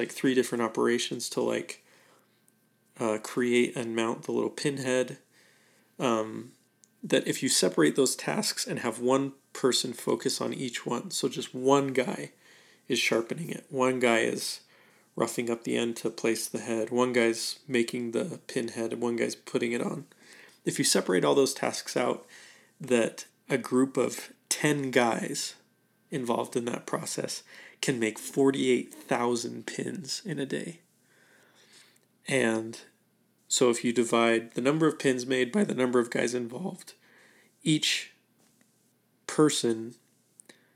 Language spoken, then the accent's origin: English; Idaho, United States; I'm from Idaho